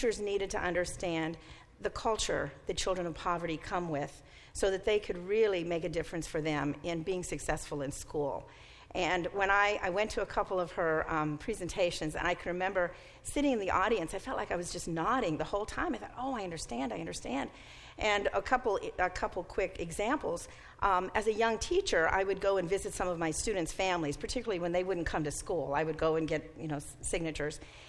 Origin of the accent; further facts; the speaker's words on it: Mississippi, United States; moved away; I grew up in Mississippi and was educated there